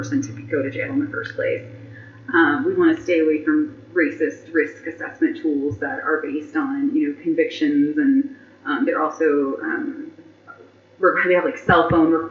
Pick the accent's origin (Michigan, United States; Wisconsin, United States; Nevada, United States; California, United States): Nevada, United States; Las Vegas; now in Reno, United States; I was born and raised in Las Vegas. I graduated from El Dorado High School, but I've lived in Reno for 11 years